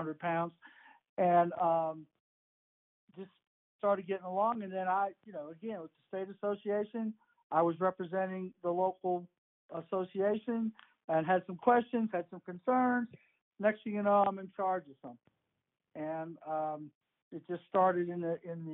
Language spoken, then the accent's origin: English; Manchester, New Hampshire, United States; moved away as an adult; now in West Virginia, United States; I grew up in Manchester, New Hampshire, in high school, in the late 60s, early 70s